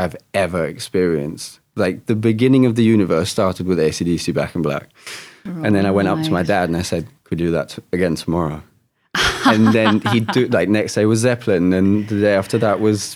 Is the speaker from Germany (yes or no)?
yes; Germany; moved away; I'm half English, half German. I spent my adolescence in Germany.